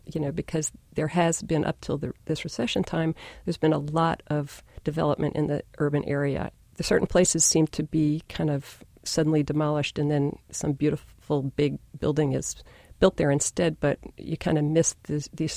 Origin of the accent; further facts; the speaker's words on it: North Carolina, United States; now in New York, United States; I grew up in North Carolina